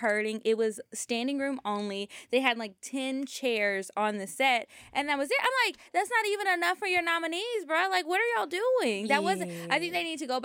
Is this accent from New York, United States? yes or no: no; Louisiana, United States; now in Atlanta, United States; I'm from Louisiana, so it's a tradition, and it's just like a cultural thing.